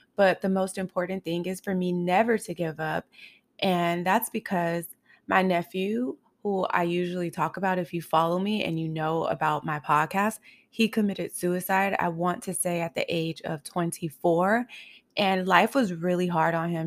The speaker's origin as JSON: {"language": "English", "town": "Los Angeles", "region": "California", "country": "United States", "tie": "born or raised there", "also_born_or_lived": "Highland Park, Los Angeles", "said": "I grew up in South Central L"}